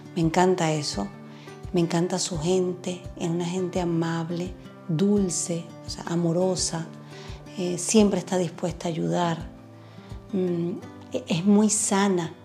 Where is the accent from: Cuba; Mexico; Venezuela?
Venezuela; moved away as an adult; also born or lived in Chile; now in Braga, Portugal; vengo de Venezuela, estuve viviendo en Chile seis años